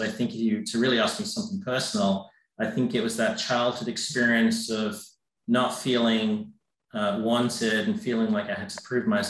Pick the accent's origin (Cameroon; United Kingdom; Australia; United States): United Kingdom; England; So I'm of Indian descent. And I grew up in the UK